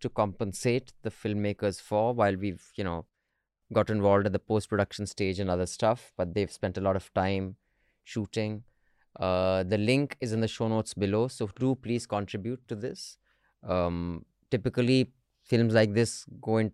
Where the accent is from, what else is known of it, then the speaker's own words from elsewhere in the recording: Dehradun, Uttarakhand, India; moved away; Dehradun, my hometown, I still call it my hometown